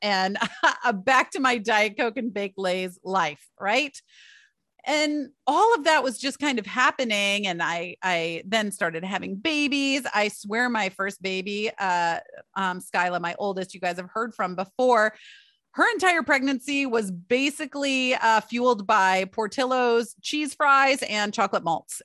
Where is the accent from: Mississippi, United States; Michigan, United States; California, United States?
Michigan, United States; I grew up in Michigan